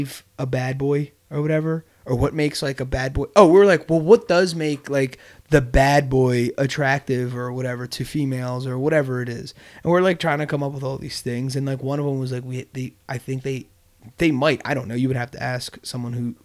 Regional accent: Bristol, Pennsylvania, United States; we're all, except for Gabe, we're all from Bristol.

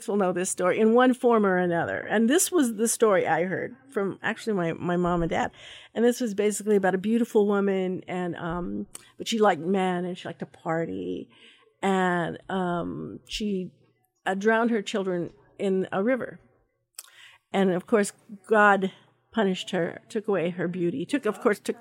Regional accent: Pueblo, Colorado, United States; now in Idaho, United States; I was born actually in Pueblo, Colorado, and we've been here for a long, long time

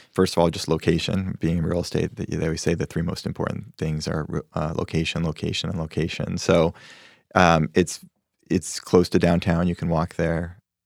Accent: Spokane, Washington, United States; moved away as an adult; also born or lived in New York; wanted to do real estate back in my home state where I felt m, a little more connection

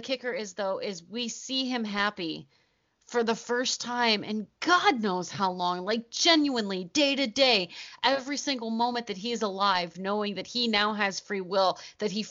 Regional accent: Ohio, United States; We're from Ohio.

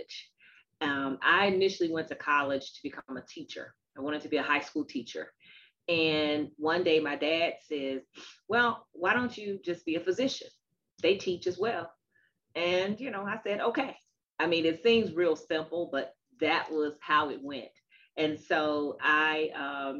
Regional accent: Nashville, Tennessee, United States; moved away as an adult; also born or lived in Chicago; I chose to go to Meharry Medical College, which is in Nashville, Tennessee, and that was my hometown

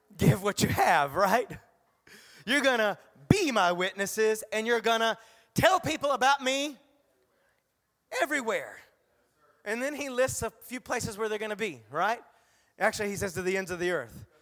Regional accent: the South, United States; I grew up in the South, South, South

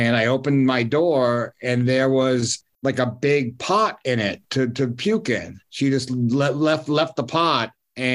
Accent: New York, United States; in the neighborhood of Yorkville, where I grew up in the Upper East Side

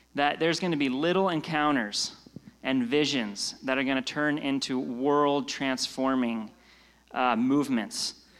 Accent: Pennsylvania, United States; now in Redding, United States; I'm from Pennsylvania, right next door

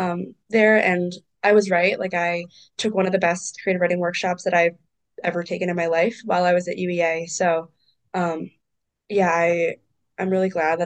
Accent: Princeton, New Jersey, United States; also born or lived in Notre Dame, Indiana; I am originally from Princeton, New Jersey, but my whole family is from Hong Kong. I used to live in Lewis Hall on campus, but now I live off campus.

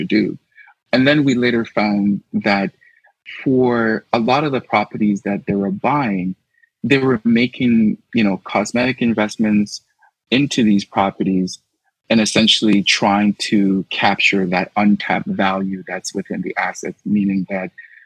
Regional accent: Toronto, Ontario, Canada; I grew up in the Little Jamaica community, just in the west end of the city along Eglinton West

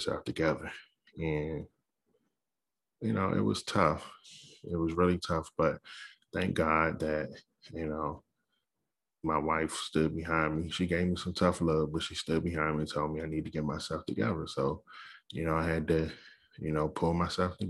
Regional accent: Capitol Heights, Maryland, United States; moved away; I grew up in Capitol Heights

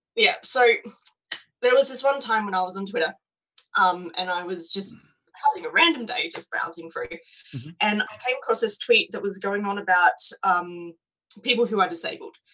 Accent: Australia; we come from England

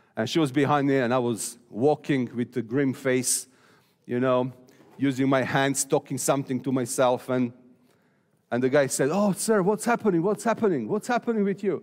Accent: Serbia; I'm from Serbia.

